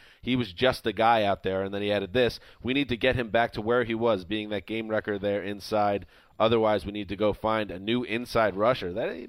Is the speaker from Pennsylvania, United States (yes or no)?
no; New York, United States; I'm from New York.